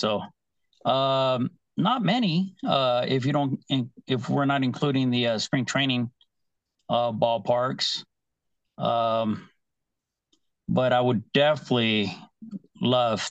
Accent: Northern California, United States; moved away; also born or lived in Arizona; I grew up in Northern California

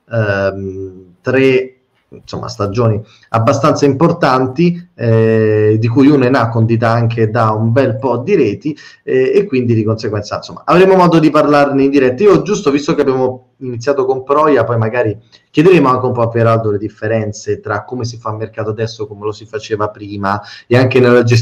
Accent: Rome, Lazio, Italy; io abito sotto la linea gotica, da romano sono scaramantico

